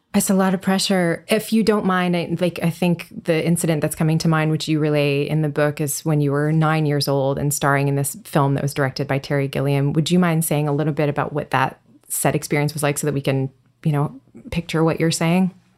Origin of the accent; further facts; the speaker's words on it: Canada; I grew up in Canada